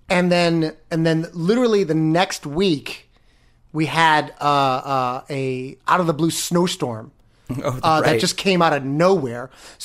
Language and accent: English; Florida, United States; now in New York, United States; I come from Florida.